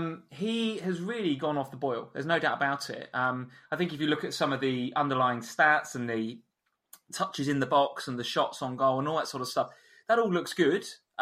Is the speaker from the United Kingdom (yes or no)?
yes; North West England, United Kingdom; accent: Scouse; I'm Liverpool, yeah. Can you tell from my Scouse accent?